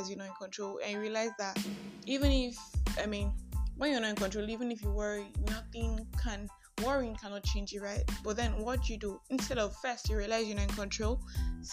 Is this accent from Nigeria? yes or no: yes; Nigeria; I am that Nigerian Christian